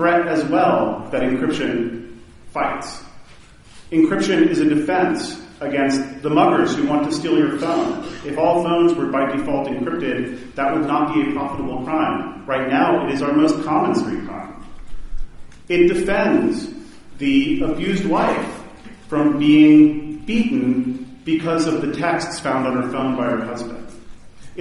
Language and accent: English; Baton Rouge, Louisiana, United States; my hometown in Baton Rouge